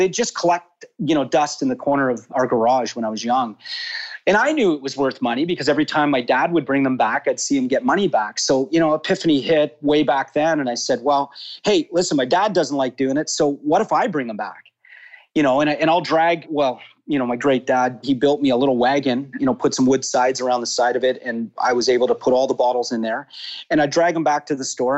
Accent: Toronto, Ontario, Canada; now in Florida, United States; I grew up in Toronto, born and raised actually.

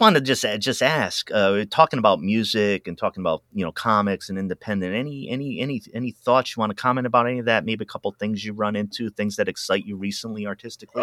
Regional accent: East Coast, United States; now in Pacific Northwest, United States; I'm from the East Coast originally

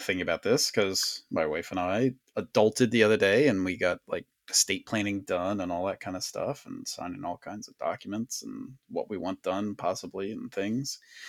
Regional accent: Sharptown, Maryland, United States; I was like, I'm a hillbilly from Sharptown. We didn't do that.

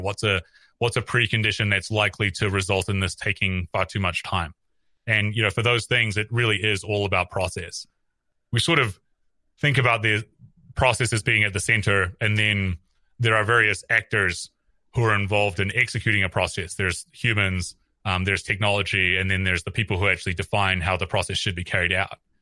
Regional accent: New Zealand; moved away as an adult; also born or lived in San Francisco, United States; I'm from New Zealand originally. I came to Silicon Valley in two thousand eleven

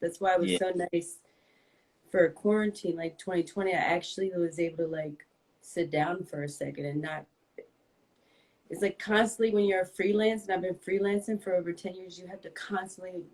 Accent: New Jersey, United States; I'm from New Jersey

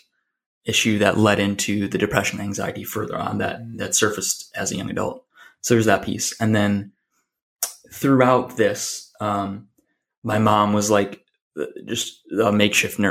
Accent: Buffalo, New York, United States; also born or lived in Portland, Oregon; born and raised in Buffalo, New York

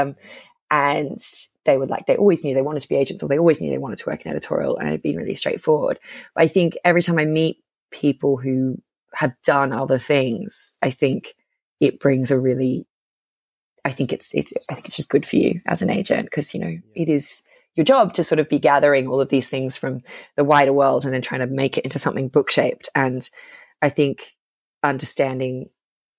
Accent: Brisbane, Queensland, Australia; accent: Australian; moved away as an adult; also born or lived in Sydney, Australia; now in United Kingdom; I'm from Brisbane in Australia, where there kind of is no media.

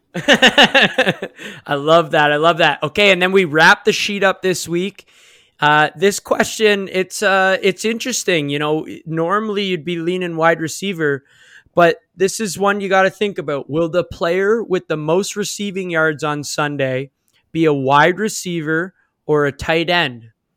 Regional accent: Canada; we're from Canada

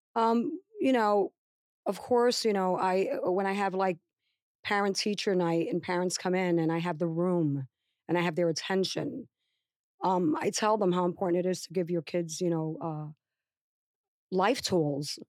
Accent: New York, United States; moved away as an adult; also born or lived in Puerto Rico; now in New Jersey, United States; I came from the South Bronx, from, you know, the Bronx, Manhattan, New York

